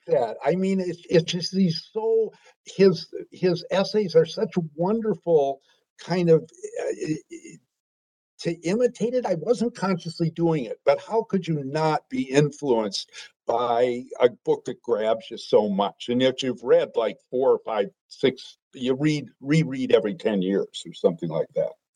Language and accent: English; Green Bay, Wisconsin, United States; moved away as an adult; grew up in Green Bay, Wisconsin